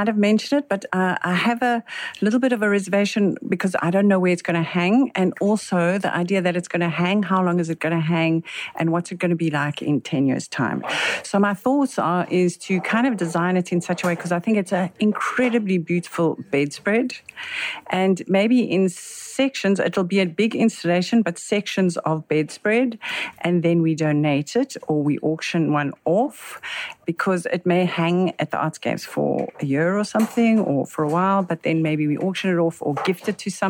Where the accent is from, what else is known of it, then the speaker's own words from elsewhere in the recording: Johannesburg, Gauteng, South Africa; now in Cape Town, South Africa; So I live in Cape Town, but I'm initially from Joburg.